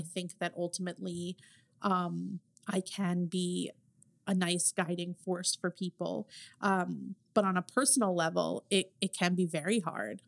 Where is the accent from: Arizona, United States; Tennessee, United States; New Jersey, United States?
New Jersey, United States; I'm from New Jersey